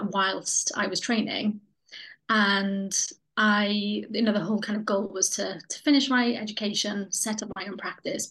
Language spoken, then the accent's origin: English; Pontneddfechan, Wales, United Kingdom; now in Cardiff, United Kingdom; the place that I grew up, which is a tiny place called Pontnefechan